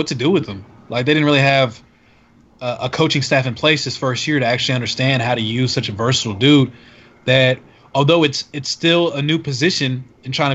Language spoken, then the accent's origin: English; Dallas, Texas, United States; I grew up in Dallas, Texas